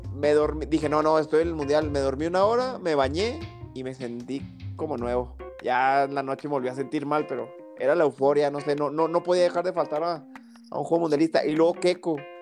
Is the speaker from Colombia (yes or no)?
no; Mexico; los que de verdad somos mexicanos